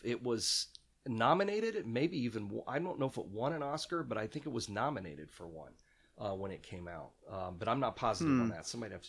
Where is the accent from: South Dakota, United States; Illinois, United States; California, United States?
Illinois, United States; Central; I grew up in Central Illinois